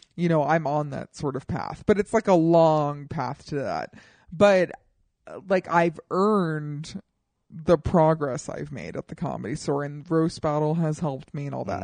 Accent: Colorado, United States; now in Los Angeles, United States; I am from Colorado

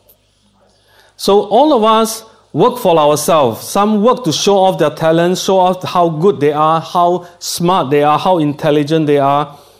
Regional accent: Singapore; accent: Singlish; from Singapore, and I speak Singlish. That is, you know, Singapore English is, we call it Singlish.

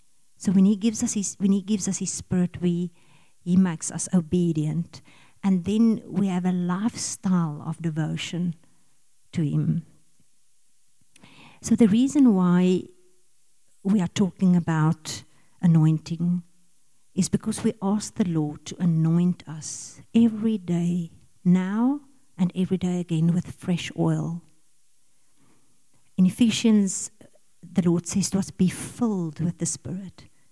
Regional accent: Pretoria, Gauteng, South Africa; We come from Pretoria. We were in the Ingea Moreleta Church in Pretoria.

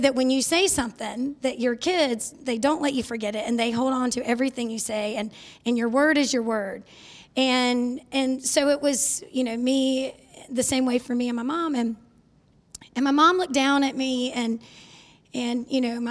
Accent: North Charleston, South Carolina, United States; I was born in North Charleston. So not far from here.

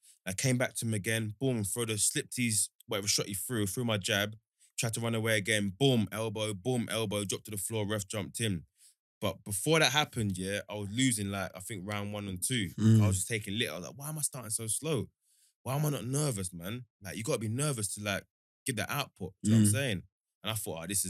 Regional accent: London, United Kingdom; I'm from East London

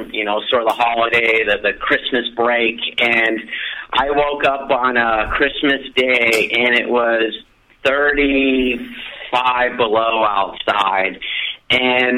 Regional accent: Fairbanks, Alaska, United States; I grew up from fourth grade on up in Alaska

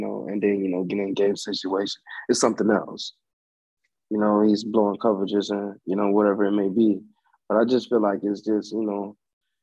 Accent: Fort Lauderdale, Florida, United States; also born or lived in Orlando, Florida; Fort Lauderdale

